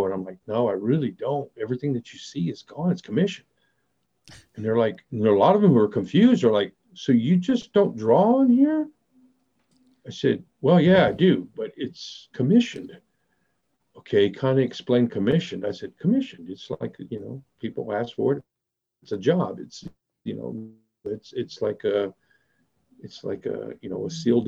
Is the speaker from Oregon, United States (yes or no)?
no; Abilene, Texas, United States; also born or lived in Dallas, Texas; I grew up in this area because my dad ended up retiring here